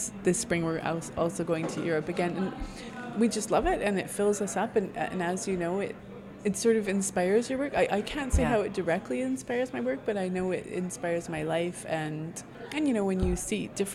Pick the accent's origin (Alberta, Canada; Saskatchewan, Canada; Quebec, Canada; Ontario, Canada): Saskatchewan, Canada; moved away as an adult; also born or lived in Scotland; I grew up mostly in Saskatchewan